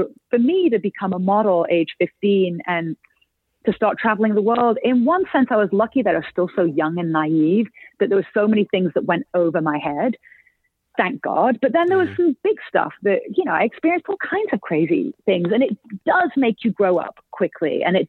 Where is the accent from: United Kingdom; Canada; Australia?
United Kingdom; England; very much is about sort of growing up in Northern England and being bullied, misunderstood, feeling like an outcast.